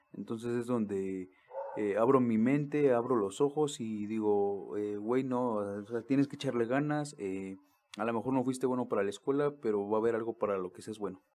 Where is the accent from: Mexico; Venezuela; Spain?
Mexico; Mexico City; moved away; also born or lived in Actopan; soy de allá del DF